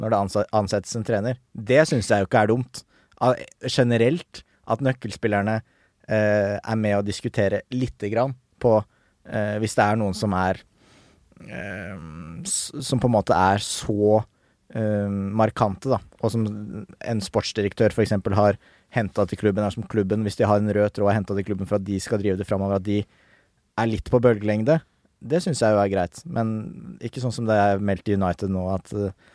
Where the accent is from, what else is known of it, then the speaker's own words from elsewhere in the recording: Nesodden, Akershus, Norway; Jeg er fra Nesodden